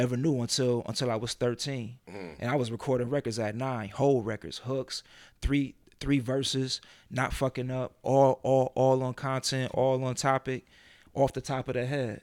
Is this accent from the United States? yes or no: yes; Rochester, New York, United States; I'm from Rochester